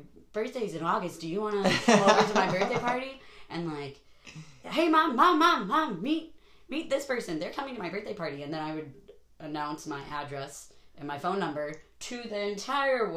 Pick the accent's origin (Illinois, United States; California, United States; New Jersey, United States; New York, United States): Illinois, United States; Chicago; moved away as an adult; also born or lived in Greenwater, Washington; I was born in Chicago. Lived there until I was like 20, 21.